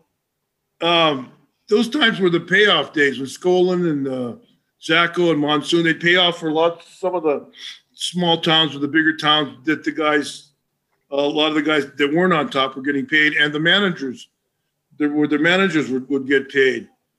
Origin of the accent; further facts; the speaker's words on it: Hawaii, United States; moved away; I grew up in Hawaii with raw fish and white rice.